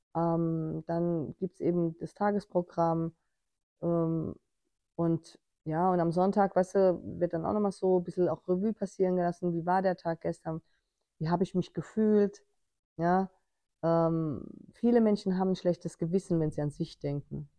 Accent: Germany; ich als Deutsche im Ausland

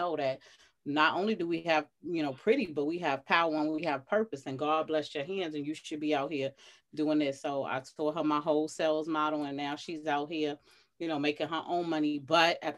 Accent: New York City, New York, United States; I'm from Atlantic Towers, you know, Atlantic and Rockaway. I'm from all that hood down the way, Brownsville. I went to school in the style

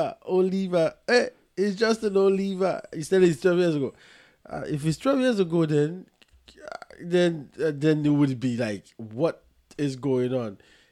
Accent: Nigeria; I'm Nigerian.

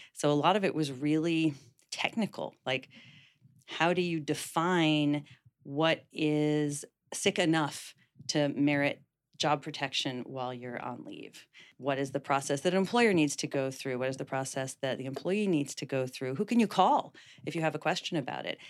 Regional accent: Washington, District of Columbia, United States; moved away as an adult; now in San Francisco, United States; Washington, D C, which is my hometown

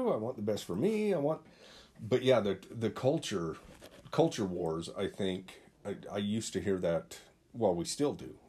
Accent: Utah, United States; growing up in Utah, obviously there's a different culture.

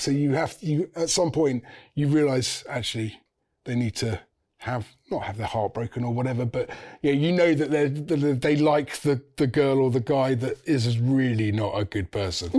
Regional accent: St Albans, East of England, United Kingdom; I'm from St Albans in Hertfordshire, so I'm from just north of London.

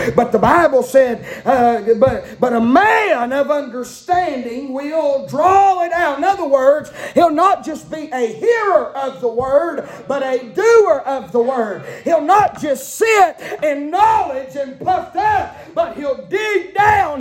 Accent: United States; I'm a redneck from Gatlin, dressed up in a suit

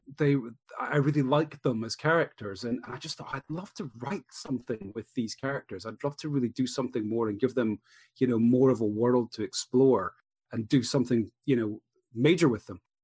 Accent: Edinburgh, Scotland, United Kingdom; Edinburgh, my hometown

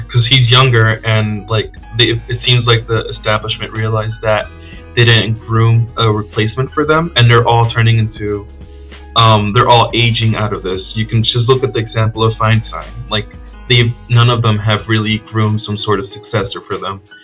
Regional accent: Connecticut, United States; also born or lived in Dominican Republic; I was born outside of the U.S. in the Dominican Republic, and I moved to the U.S. when I was young, and I grew up in Connecticut

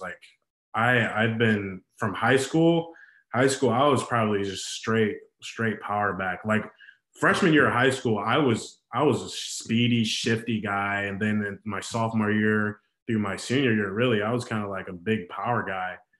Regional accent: Chicago, Illinois, United States; also born or lived in Terre Haute, Indiana; I grew up really in Chicago a lot, and I was I, I live in the suburbs now, but I've spent uh, damn near my whole life in Chicago

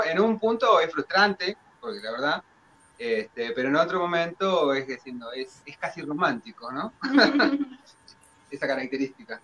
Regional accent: Dolores, Buenos Aires Province, Argentina; nuestro, de nuestro pueblo ciudad

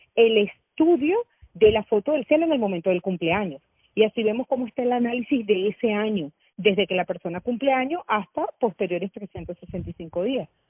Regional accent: Caracas, Capital District, Venezuela; yo nací en Caracas

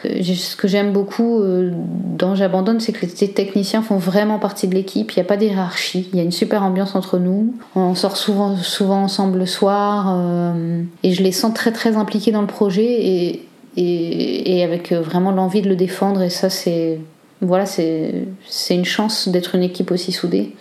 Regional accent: Cambrai, Hauts-de-France, France; moved away as an adult; also born or lived in Liège, Belgium; now in Belgium; je suis française, je viens du nord de la France, de Cambrai plus exactement

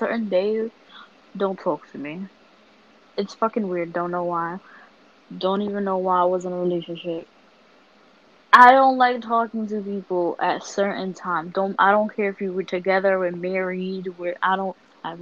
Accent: New York City, New York, United States; I'm from Harlem

